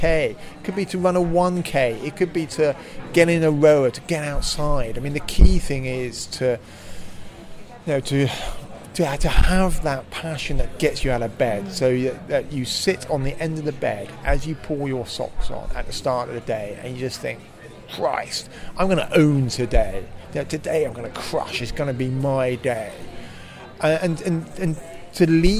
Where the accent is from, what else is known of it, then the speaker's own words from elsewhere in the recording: Slough, South East England, United Kingdom; I grew up just outside Slough